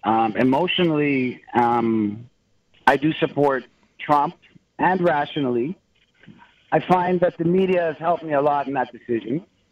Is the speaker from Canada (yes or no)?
yes; Canada; as a Canadian